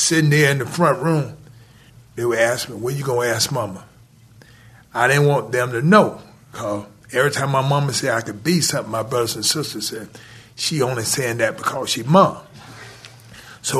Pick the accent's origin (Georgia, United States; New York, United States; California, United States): Georgia, United States; Atlanta; I grew up in Atlanta.